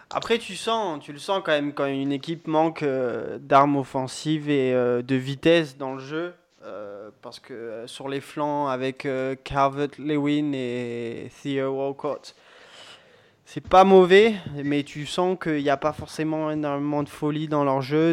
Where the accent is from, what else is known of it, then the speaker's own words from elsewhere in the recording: France; en tant que Français